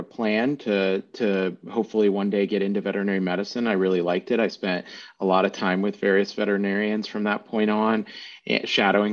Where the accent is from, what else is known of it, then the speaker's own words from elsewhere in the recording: Williamsport, Pennsylvania, United States; also born or lived in Maryland / Philadelphia, Pennsylvania; I grew up in the middle of nowhere, Pennsylvania. It's a town called Williamsport